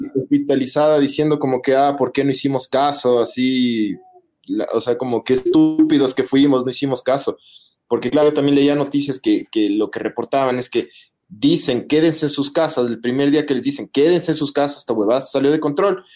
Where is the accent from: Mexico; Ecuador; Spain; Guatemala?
Ecuador; somos los ecuatorianos